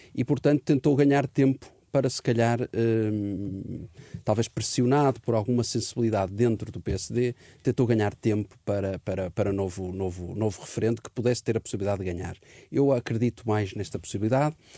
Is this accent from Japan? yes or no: no; Portugal; como português